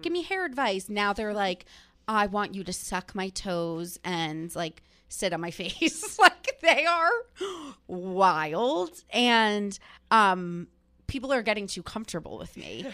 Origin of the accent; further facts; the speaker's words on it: New Jersey, United States; growing up in New Jersey and being Italian